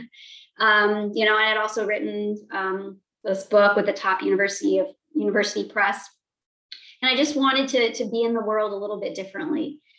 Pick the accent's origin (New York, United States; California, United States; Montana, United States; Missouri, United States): Montana, United States; growing up in Montana, there were not many people uh, with my identities